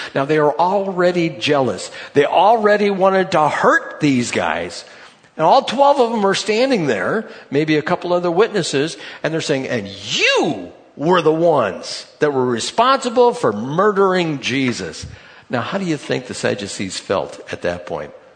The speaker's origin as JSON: {"language": "English", "country": "United States", "said": "I'm from the United States"}